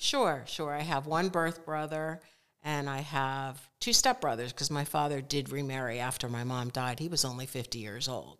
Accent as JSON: {"language": "English", "region": "Connecticut", "country": "United States", "tie": "born or raised there", "also_born_or_lived": "Philadelphia area", "moved": "as an adult", "said": "I grew up in Connecticut"}